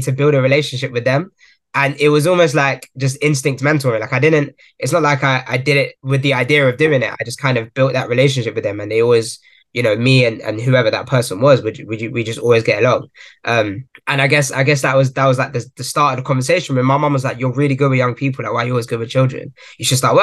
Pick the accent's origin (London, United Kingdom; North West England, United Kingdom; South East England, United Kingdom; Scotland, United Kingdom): London, United Kingdom; Croydon; born and raised in Croydon, South London